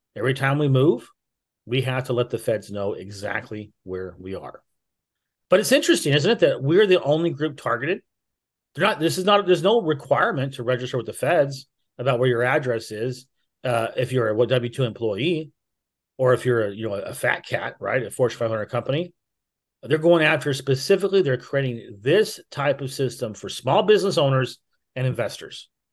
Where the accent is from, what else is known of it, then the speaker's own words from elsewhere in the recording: United States; I was born in America.